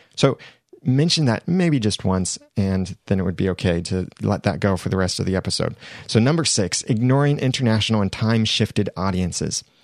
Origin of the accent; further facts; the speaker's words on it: United States; I am an American